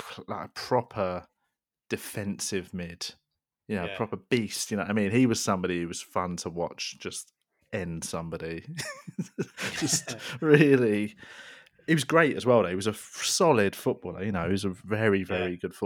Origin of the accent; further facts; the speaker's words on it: England, United Kingdom; and actually I'm English, I'm born here, I'm at school here, I'm being raised here, you know, I'm allowed to embrace that part of me.